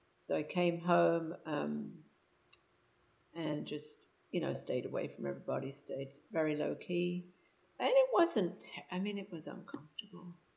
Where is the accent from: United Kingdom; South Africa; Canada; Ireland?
United Kingdom; England; now in Houston, United States; I'm from England and I have lived in the States for about 36 years, currently residing in Houston, Texas.